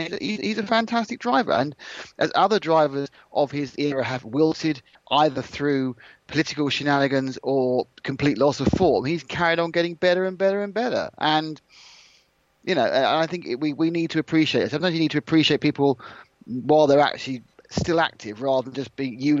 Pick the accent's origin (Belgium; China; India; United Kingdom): United Kingdom; What we need to understand as slightly British people